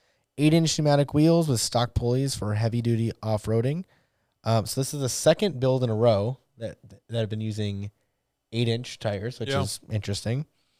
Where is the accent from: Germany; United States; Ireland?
Germany; Northern Germany; from Northern Germany. I've been skateboarding since my school days. Now turning 58.